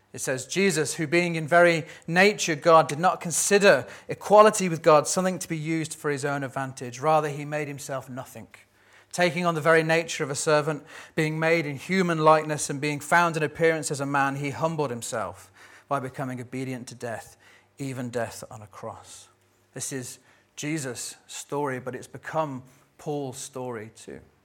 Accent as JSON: {"language": "English", "country": "United Kingdom", "said": "we're British"}